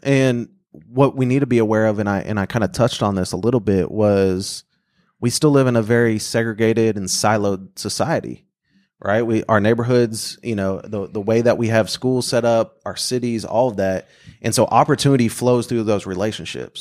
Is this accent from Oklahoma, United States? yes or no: yes; Bartlesville, Oklahoma, United States; moved away as an adult; now in Oklahoma City, United States; I grew up in Bartlesville, and then I went to the University of Oklahoma